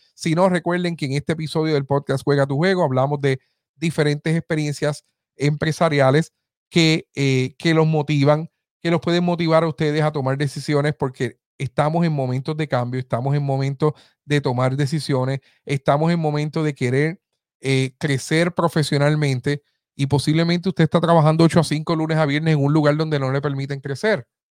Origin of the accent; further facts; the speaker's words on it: Aibonito, Puerto Rico; ese es mi pueblo, el pueblo que me vio eh, crecer, así que aquí estoy desde ahí bonito, Puerto Rico